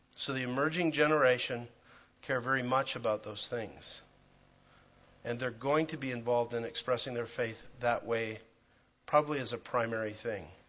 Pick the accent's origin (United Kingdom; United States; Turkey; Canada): Canada; Calgary, Alberta; moved away; I grew up in Calgary.